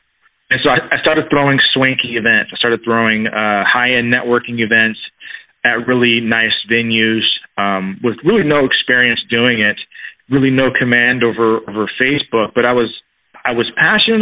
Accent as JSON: {"language": "English", "town": "Tacoma", "region": "Washington", "country": "United States", "tie": "born or raised there", "also_born_or_lived": "San Diego, California", "said": "came back to my hometown, Tacoma, Washington, which is about 30 miles south"}